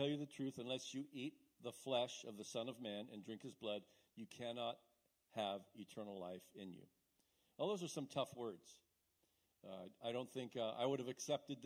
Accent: Battle Ground, Washington, United States; moved away as an adult; now in Longview, United States; moved to the Longview area a little over 3 years ago from Battleground. I was born and raised there

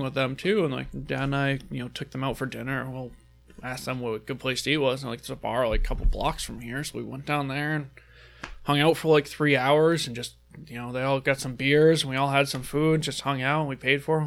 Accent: New Hampshire, United States; we're from New Hampshire

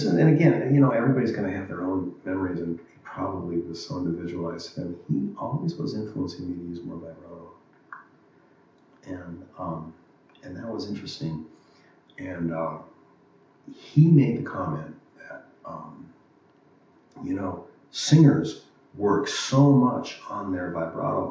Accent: Los Angeles, California, United States; growing up in Los Angeles in that era

